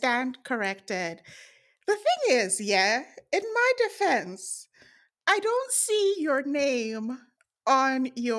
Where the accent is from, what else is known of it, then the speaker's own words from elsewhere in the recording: Ghana; we found out that we're both from Ghana.